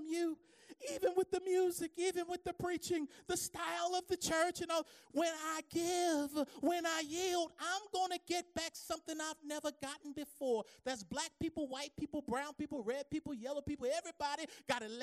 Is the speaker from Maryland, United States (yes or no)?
yes; Baltimore, Maryland, United States; growing up in the Baptist church down on Poplar Grove Street in Baltimore